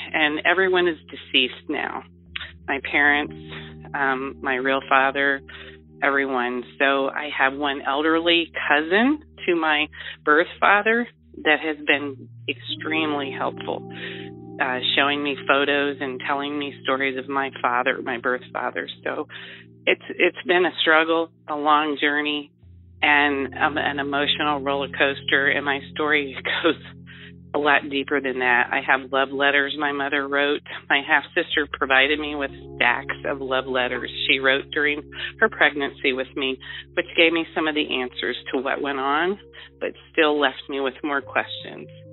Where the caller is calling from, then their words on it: Ohio, United States; I am calling from Ohio